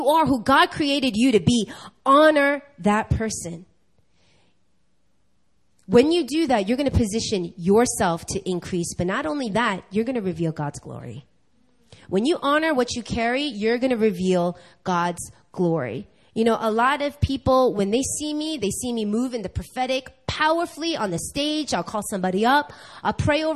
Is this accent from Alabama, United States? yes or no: no; New York, United States; now in Korea; I'm born and raised in New York.